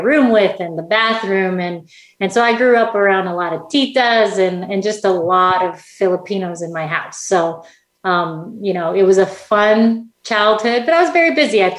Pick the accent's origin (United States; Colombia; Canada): Canada; Saskatchewan; I grew up in Canada. In Saskatchewan, Canada, really small place in the middle of Canada